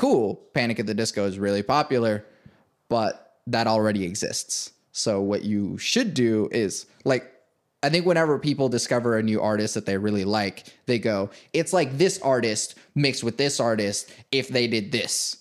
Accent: Venezuela; now in United States; I was born in Venezuela. Came here in two thousand one.

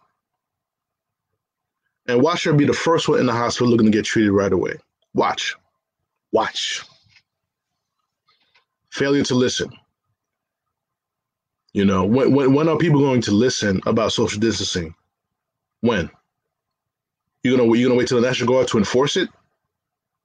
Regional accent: New York, United States; as a New Yorker

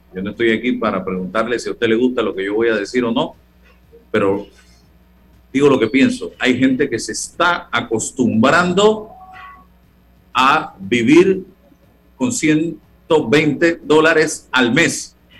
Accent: Panama; como panameños

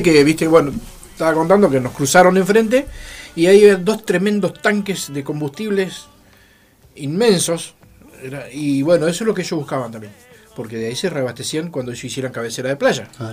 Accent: Santa Fe, Argentina; moved away as an adult; now in Neuquén, Argentina; yo soy de Santa Fe.

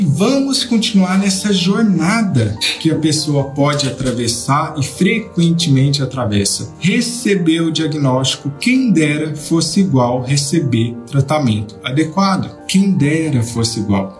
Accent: Minas Gerais, Brazil; eu sou de Minas

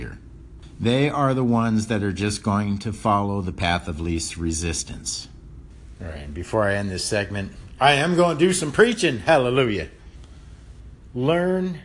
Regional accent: Mississippi, United States; moved away; also born or lived in Hawaii; I'm from the South. I'm a person of color. I was raised in the South in 1963 in Mississippi.

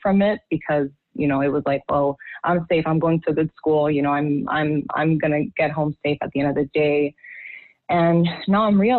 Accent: Haiti; also born or lived in Washington, D.C. / Europe; now in United States; growing up in Haiti, I grew up in a class where race was never a thing. You know, we were half black.

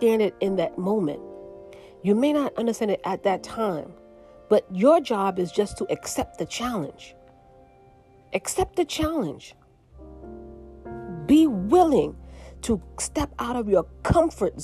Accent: New York City, New York, United States; moved away as an adult; now in Pennsylvania, United States; I'm from New York City.

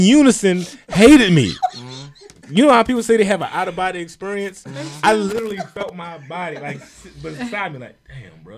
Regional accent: Baltimore, Maryland, United States; I'm from Baltimore

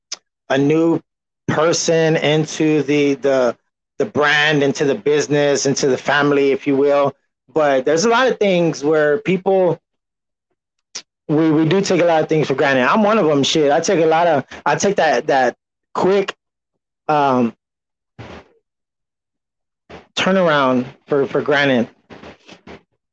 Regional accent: San Antonio, Texas, United States; I am from San Antonio, but we never had a professional team all my life.

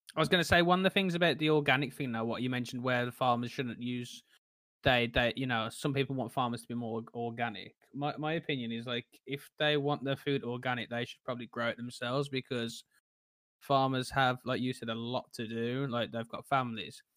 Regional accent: Tipton, West Midlands, United Kingdom; moved away as an adult; now in London, United Kingdom; I'm originally from Tipton, which is a small place in, well, near Birmingham, and I now live in London

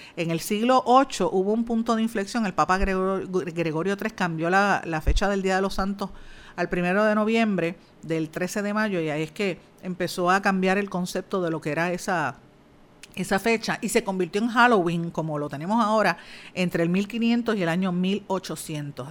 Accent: Puerto Rico; ya somos ciudadanos americanos, pero es una ciudadanía de segunda categoría porque no podemos aquí votar por el presidente

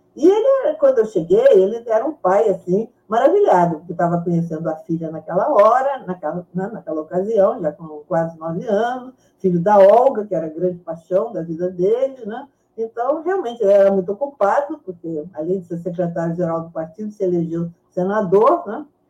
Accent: Brazil; also born or lived in Mexico; Aí nós, em 45, né, com, a, com a anistia, viemos para o Brasil.

